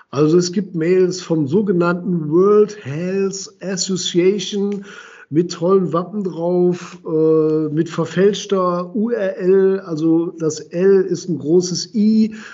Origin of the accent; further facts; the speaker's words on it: Düsseldorf, North Rhine-Westphalia, Germany; ich bin ja Düsseldorfer